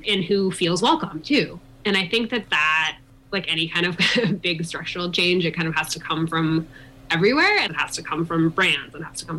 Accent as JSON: {"language": "English", "region": "East Coast", "country": "United States", "moved": "as an adult", "lives_now": "Colorado, United States", "said": "I'm from the East Coast originally. I moved to Colorado to the Vail Valley when I was 21"}